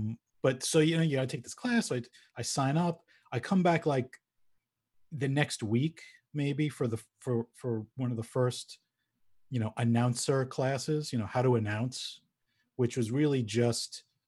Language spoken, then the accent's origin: English; New York, United States; accent: Long Island; Got rid of my Long Island accent.